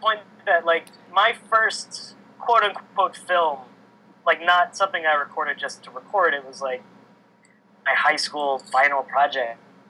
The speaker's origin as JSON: {"language": "English", "town": "Kent Island", "region": "Maryland", "country": "United States", "tie": "born or raised there", "said": "I'm originally from the Eastern Shore of Maryland."}